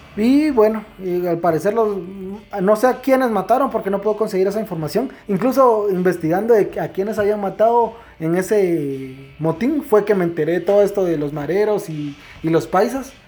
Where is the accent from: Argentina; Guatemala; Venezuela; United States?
Guatemala; yo soy guatemalteco y no tengo miedo de decirlo